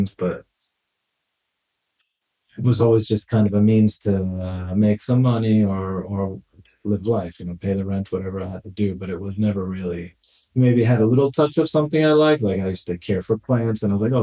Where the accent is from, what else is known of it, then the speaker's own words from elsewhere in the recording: New York City, New York, United States; moved away as an adult; now in Barcelona, Spain; I grew up in Brooklyn, New York, Bay Ridge